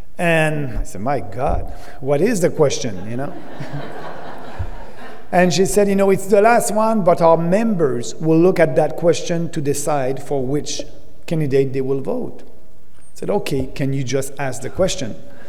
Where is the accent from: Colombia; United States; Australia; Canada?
Canada; But I will do everything for you as a Canadian.